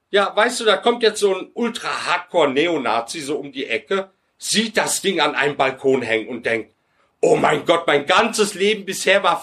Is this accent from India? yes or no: no; Turkey; now in Germany; und ich bin Passtürke, ich bin kein Deutscher, noch nicht